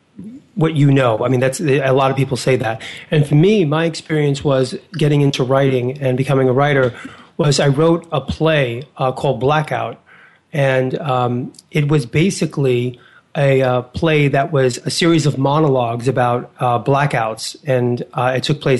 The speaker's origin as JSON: {"language": "English", "town": "New York City", "region": "New York", "country": "United States", "tie": "born or raised there", "said": "I was a kid from Hell's Kitchen, 10th Avenue, 49th Street"}